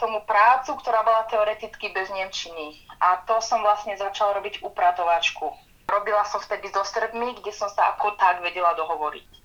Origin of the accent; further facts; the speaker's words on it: Martin, Žilina Region, Slovakia; moved away as an adult; now in Munich, Germany; Som z Martina